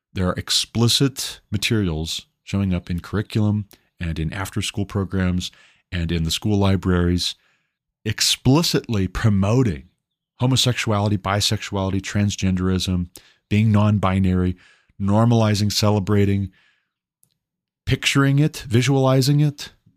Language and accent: English; Montana, United States; growing up in Montana